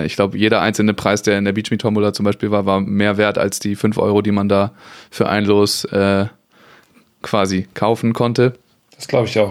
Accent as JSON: {"language": "German", "town": "Kiel", "region": "Schleswig-Holstein", "country": "Germany", "said": "ich komme ja nun mal aus Kiel"}